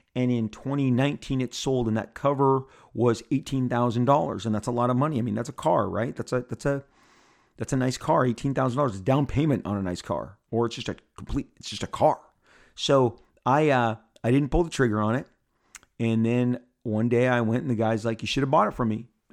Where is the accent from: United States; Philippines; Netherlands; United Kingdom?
United States; Southern California; I'm born and raised in Southern California. I live in Orange County